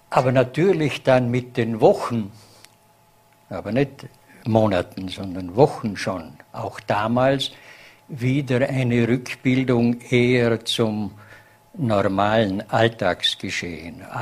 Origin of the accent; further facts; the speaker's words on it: Vorarlberg, Austria; so wird man es auch als Vorarlberger Gemeinschaft wieder schaffen, hier herauszukommen.